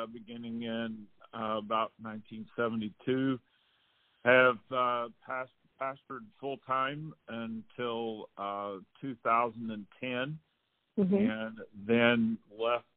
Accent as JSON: {"language": "English", "region": "Illinois", "country": "United States", "tie": "born or raised there", "also_born_or_lived": "Texas", "said": "I was born and raised in Illinois"}